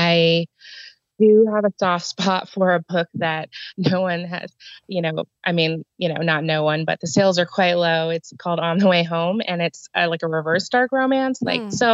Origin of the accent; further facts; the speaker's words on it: Houston, Texas, United States; also born or lived in Austin, Texas; I actually was born and raised in Houston and just went up to Austin for college and then came back